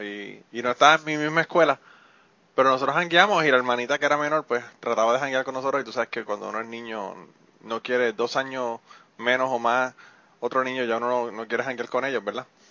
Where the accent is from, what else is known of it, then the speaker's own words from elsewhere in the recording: Puerto Rico; moved away; yo en Puerto Rico vivía al lado de un árabe